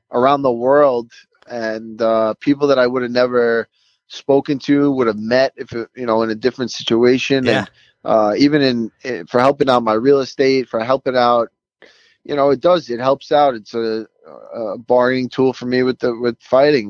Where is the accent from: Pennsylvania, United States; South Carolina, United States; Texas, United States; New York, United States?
New York, United States; New York City; it's in my hometown